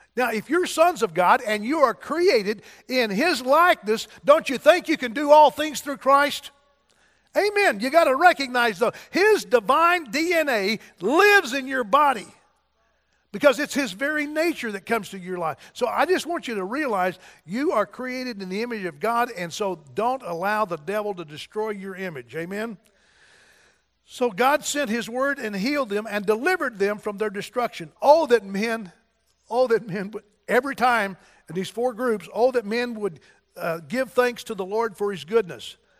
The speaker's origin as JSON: {"language": "English", "town": "Donovan", "country": "United States", "moved": "yes", "said": "I was from Donovan, and I thought I'd never get out of Donovan"}